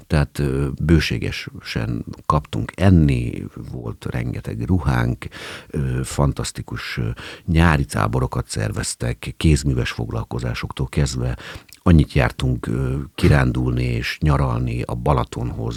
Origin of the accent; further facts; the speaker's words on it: Hungary; én állami gondozottként nőttem föl